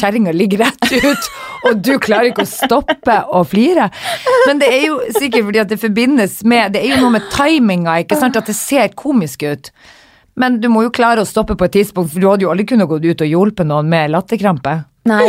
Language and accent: Norwegian; Northern Norway, Norway; moved away; also born or lived in London; når jeg var hjemme i Nord-Norge